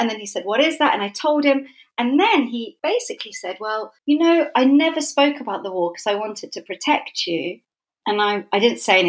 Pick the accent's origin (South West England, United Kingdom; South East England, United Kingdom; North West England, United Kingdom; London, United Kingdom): London, United Kingdom; also born or lived in Islington / Edmonton / Southgate; I grew up in North London. I was born in Islington